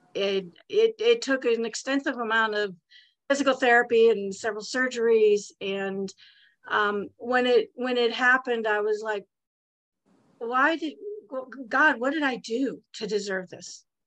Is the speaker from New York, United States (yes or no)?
no; Santa Monica, California, United States; I was born in Santa Monica, California. I'm a native Californian